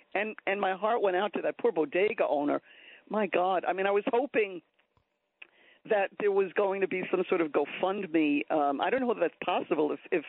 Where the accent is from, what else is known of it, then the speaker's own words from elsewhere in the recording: New York City, New York, United States; also born or lived in Boston; I've been in Queens all my life, except when I went to college up in Boston. So I grew up here in Queens.